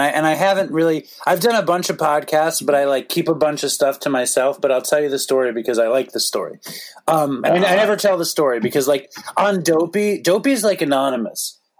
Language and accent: English; New York City, New York, United States; I'm from New York. I'm from Manhattan. I grew up in Chelsea.